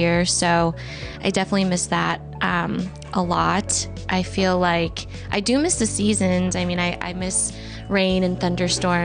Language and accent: English; Bolingbrook, Illinois, United States; moved away as an adult; now in San Diego, United States; I grew up in Bolingbrook with my parents and two sisters.